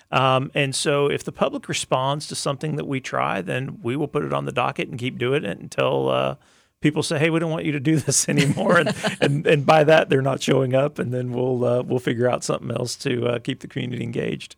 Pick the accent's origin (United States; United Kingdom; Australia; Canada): United States; Arkansas; also born or lived in Tulsa; now in Lakeland, United States; I grew up in Arkansas, which is kinda hilly country